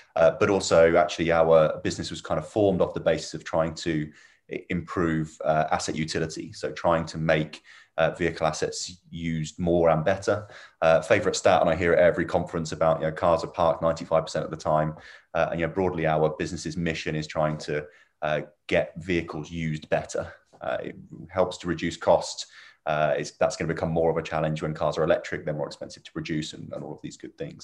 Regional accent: Milton Keynes, South East England, United Kingdom; also born or lived in Northampton; I was born and bred in Milton Keynes

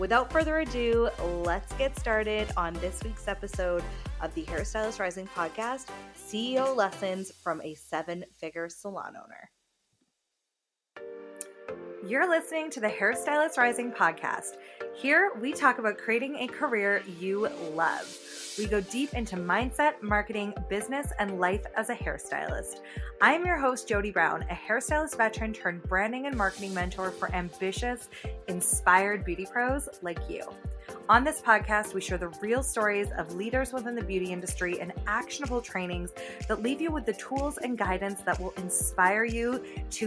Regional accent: England, United Kingdom; I'm from England

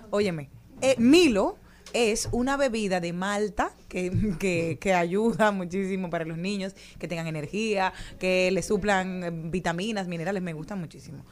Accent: Monte Plata, Dominican Republic; de mi pueblo, como son los representantes de Monteplata

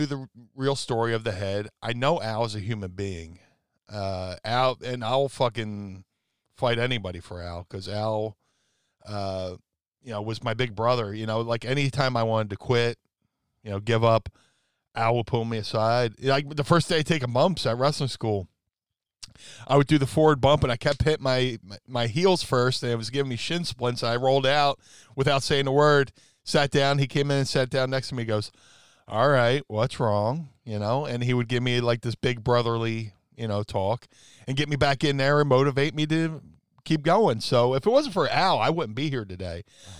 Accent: Philadelphia, Pennsylvania, United States; we're in my hometown of Philly

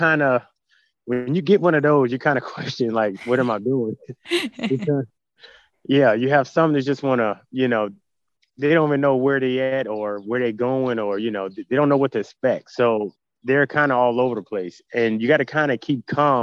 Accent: Virginia, United States; also born or lived in New York City, New York; I was born in New York City, and I didn't get around livestock until about middle school when we moved to Virginia

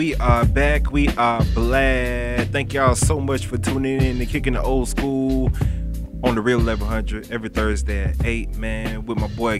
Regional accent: Florida, United States; I'm from Florida, bro. We don't see no type of season.

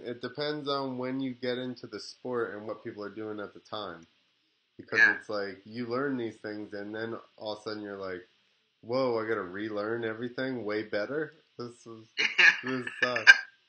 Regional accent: New Jersey, United States; I'm from New Jersey, so I'm used to it anyway.

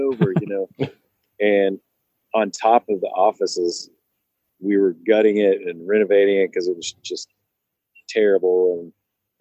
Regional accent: the South, United States; moved away; I'm a small town kid. I grew up in the South

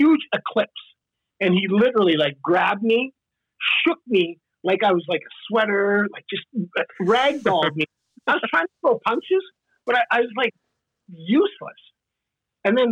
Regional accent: Saskatchewan, Canada; moved away; I'm like the rural guy. I grew up in Saskatchewan

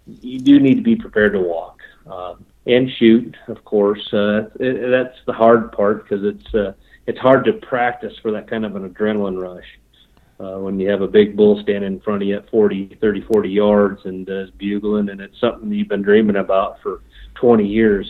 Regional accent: Charlevoix, Michigan, United States; moved away as an adult; also born or lived in Washington; now in Wyoming, United States; I lived there for 11 years.

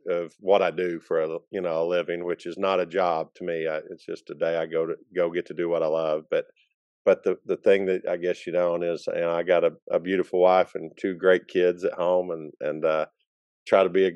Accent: Lincoln, Arkansas, United States; I've lived here all my life

